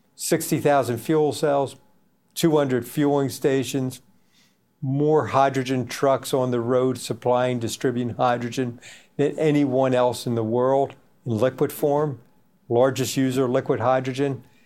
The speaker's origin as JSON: {"language": "English", "country": "United States", "said": "my home country, United States"}